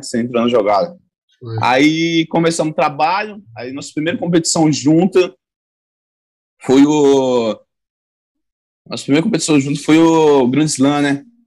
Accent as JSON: {"language": "Portuguese", "town": "Caraguatatuba", "region": "São Paulo", "country": "Brazil", "tie": "born or raised there", "also_born_or_lived": "Saúde, Bahia / Serra de Carnaíba, Bahia", "said": "Eu me mudei para Caraguatatuba"}